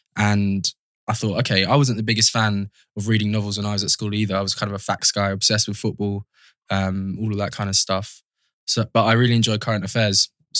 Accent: Mitcham, London, United Kingdom; also born or lived in Wimbledon; I grew up in Mitcham. Lived there since I was about 3 years old. Before that, was living with my mum. My sister's in Wimbledon, in the council estate there.

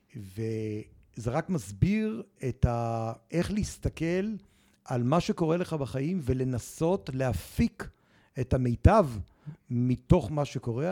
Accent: Jerusalem, Jerusalem District, Israel; כשהייתי בכיתה ח' והייתי במועצת התלמידים בירושלים

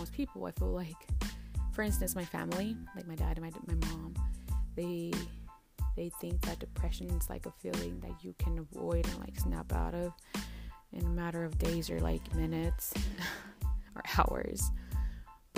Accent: Dallas, Texas, United States; I was born and raised in Dallas, Texas. My parents are from Durango, Mexico

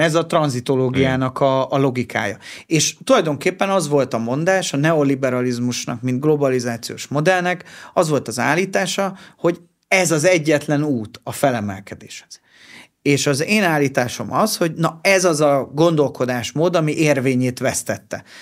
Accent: Hungary; mi magyarok vagyunk

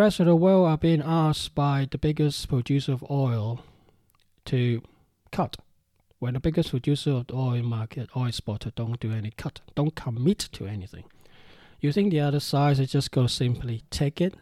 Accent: Hong Kong; I'm from Hong Kong, we're used to gangsters

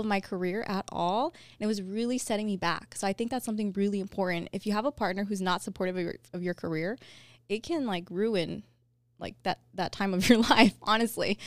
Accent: Covina, California, United States; I grew up in Covina

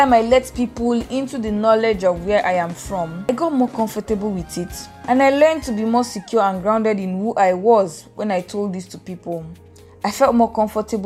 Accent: Boki, Cross River, Nigeria; I am from Boki in Cross River State.

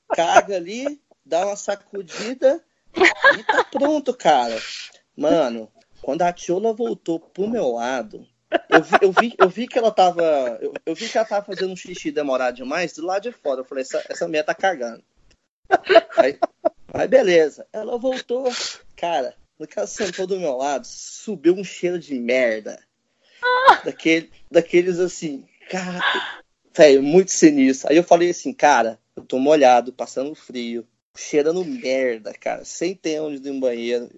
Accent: Brazil; eu sou brasileiro

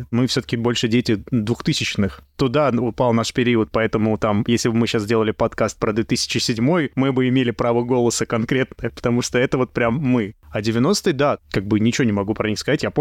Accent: Moscow, Russia; я, кстати, из Новопеределкина, которая являлась частью Солнцева в свое время. Так что мы тут все криминальные элементы

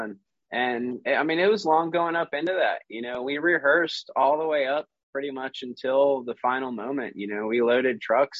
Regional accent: Baltimore, Maryland, United States; moved away; So I was born and raised in Baltimore, Maryland. And when I was living in Maryland, you know, my parents met doing theater, essentially.

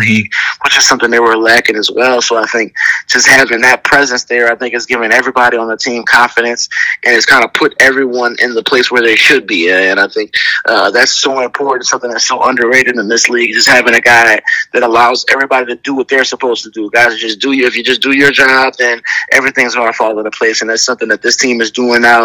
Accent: New Orleans, Louisiana, United States; a team from my hometown

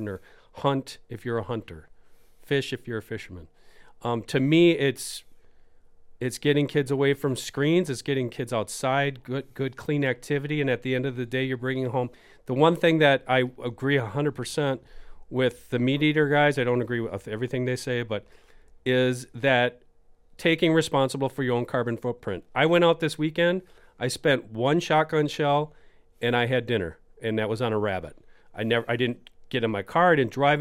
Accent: Wisconsin, United States; my home state

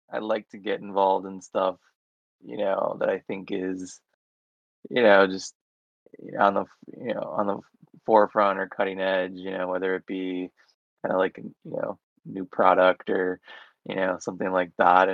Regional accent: Orlando, Florida, United States; I'm from Orlando, Florida, I live in Orlando, Florida right now

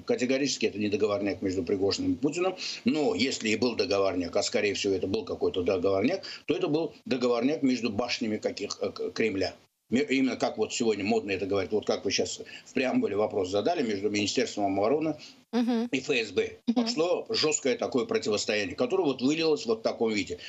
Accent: Azerbaijan; now in United States; я выше, выходец из Азербайджана Азербайджана

